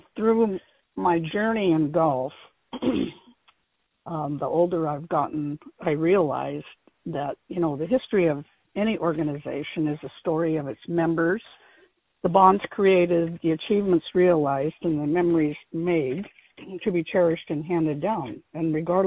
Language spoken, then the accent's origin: English; Aberdeen, Washington, United States; I grew up in Central Park, which is a suburb of Aberdeen